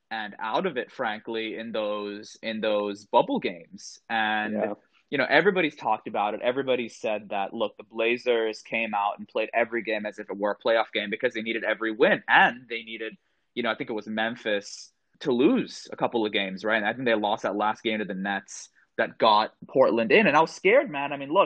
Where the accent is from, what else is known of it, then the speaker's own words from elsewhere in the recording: Jakarta, Indonesia; I was actually born and raised in Jakarta, Indonesia.